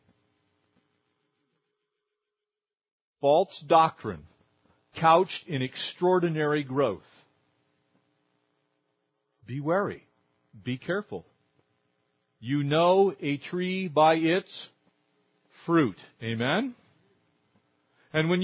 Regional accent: Southern California, United States; I grew up here in Southern California

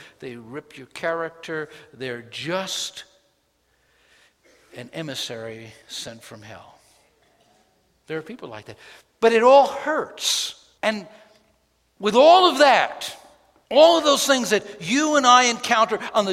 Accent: New York City, New York, United States; When I grew up in New York City, we had an alley and we actually had a yard

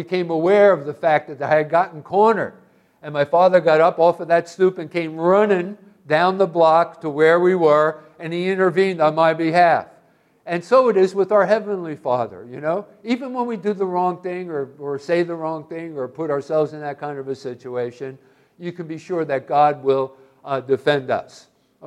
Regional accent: Hoboken, New Jersey, United States; I was a kid growing up in Hoboken, New Jersey

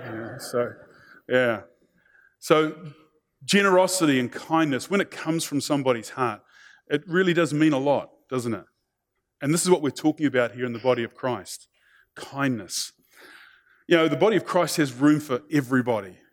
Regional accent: New Zealand; being a Kiwi

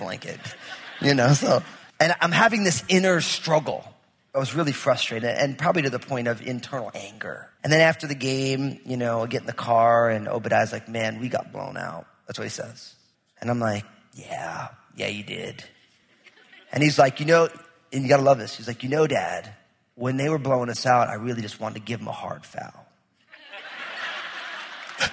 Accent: New Jersey, United States; I'm from New Jersey

